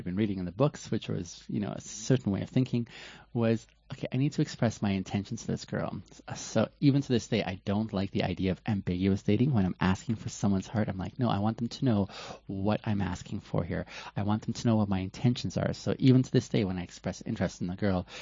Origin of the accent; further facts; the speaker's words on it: West Coast of Canada, British Columbia, Canada; also born or lived in Ethiopia; I'm from Ethiopia originally and grew up in Canada on the West Coast